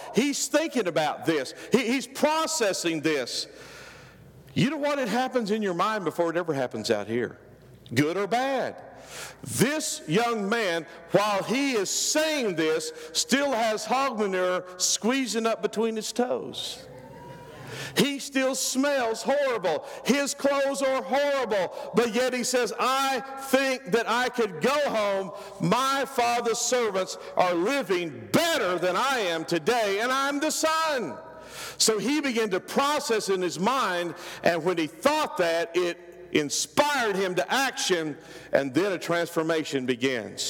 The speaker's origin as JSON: {"language": "English", "region": "Oklahoma", "country": "United States", "said": "I'm from Oklahoma. This is what we called it. We called it slopping the hogs."}